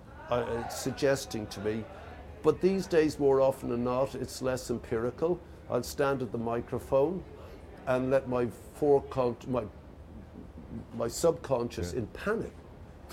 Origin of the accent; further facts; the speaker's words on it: Ireland; moved away; We come from Ireland